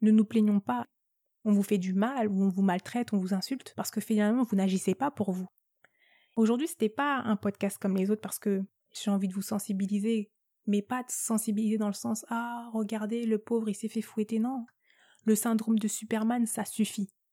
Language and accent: French; France; first language French; Je suis née en France. Euh, l'unique langue que je maîtrise parfaitement, c'est le français, donc euh, non, j'ai pas, pas d'accent